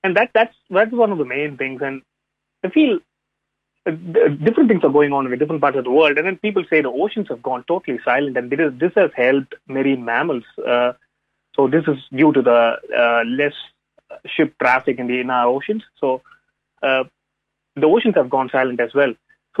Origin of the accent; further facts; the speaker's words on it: India; first language Tamil; English is a second language; given my first language is not English, so it's always a point of I think in a different language. I think in Tamil, which is a southern Indian language.